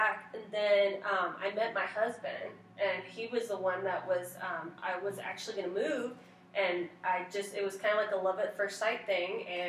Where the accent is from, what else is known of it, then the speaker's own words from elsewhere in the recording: El Paso, Texas, United States; also born or lived in Notre Dame, Indiana; Okay, I am actually … I grew up here in El Paso